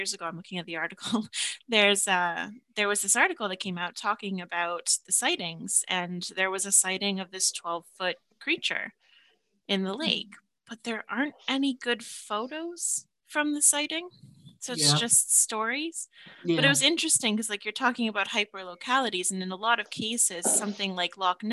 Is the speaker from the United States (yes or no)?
no; southeast Ontario, Canada; my hometown, it's on a lake in like southeast Ontario